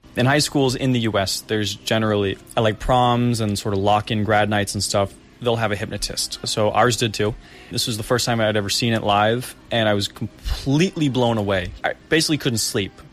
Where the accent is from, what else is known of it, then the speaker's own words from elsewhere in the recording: Boston, Massachusetts, United States; moved away as an adult; now in South Korea; I was from Boston